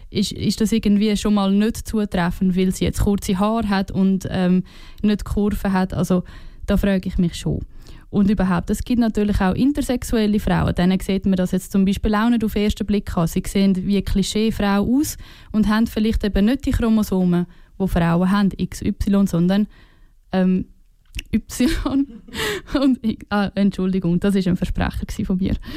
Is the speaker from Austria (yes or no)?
no; Switzerland; als Schweizer und Schweizerinnen